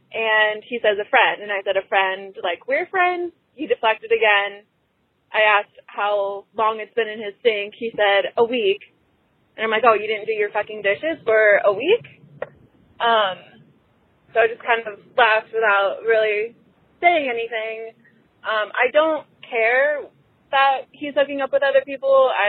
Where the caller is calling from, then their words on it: Chicago, Illinois, United States; I'm 26. I'm calling from Chicago.